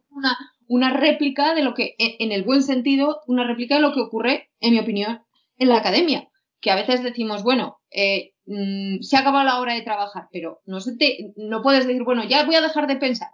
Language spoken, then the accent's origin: Spanish; Huesca, Aragon, Spain; moved away; yo tengo que decir que no soy de Zaragoza, sino que soy de, Huesca